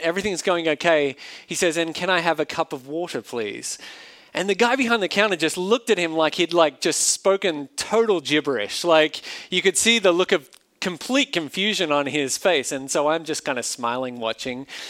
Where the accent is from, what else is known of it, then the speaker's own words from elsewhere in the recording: Australia; accent: Australian; now in United States; an Australian living in a foreign country